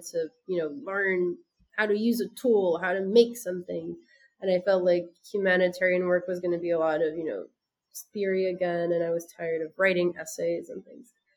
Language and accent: English; France; moved away as an adult; also born or lived in United States; now in Senegal; I'm French by my father and American by my mother. And I grew up in France